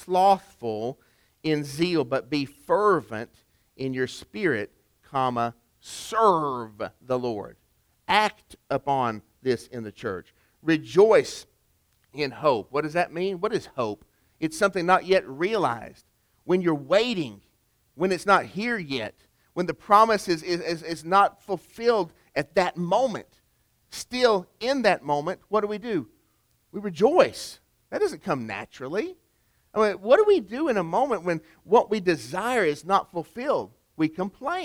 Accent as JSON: {"language": "English", "town": "Chattanooga", "region": "Tennessee", "country": "United States", "tie": "born or raised there", "said": "Rock City Gardens, which is near my hometown of Chattanooga"}